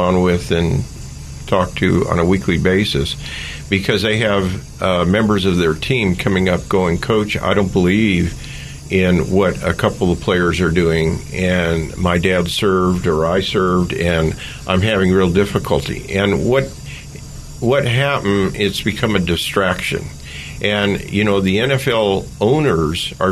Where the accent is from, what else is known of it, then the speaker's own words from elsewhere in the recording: Oakland, California, United States; I grew up in East Oakland during the time of the race riots